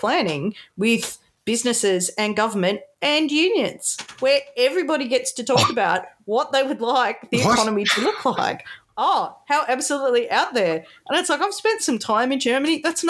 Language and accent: English; Wollongong, New South Wales, Australia; I'm from Wollongong, Benny, as well, you know